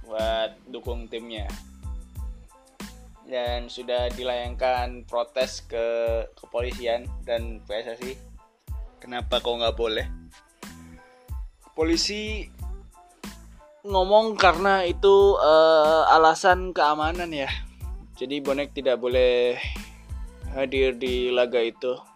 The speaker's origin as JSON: {"language": "Indonesian", "town": "Surabaya", "region": "East Java", "country": "Indonesia", "said": "aku dari Surabaya sih jadi jadi uh, kurang kurang bisa mengetahui situasi yang ada di di sana"}